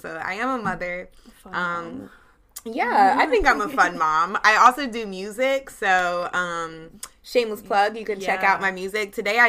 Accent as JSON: {"language": "English", "town": "Charlotte", "region": "North Carolina", "country": "United States", "tie": "born or raised there", "said": "I'm born and raised in Charlotte, North Carolina. Actually, both of us are."}